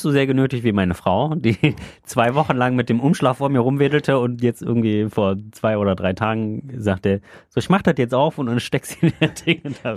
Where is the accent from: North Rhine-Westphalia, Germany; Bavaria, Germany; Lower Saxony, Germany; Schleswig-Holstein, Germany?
North Rhine-Westphalia, Germany; Solingen; moved away as an adult; also in Solingen komme ich ja äh, gebürtig her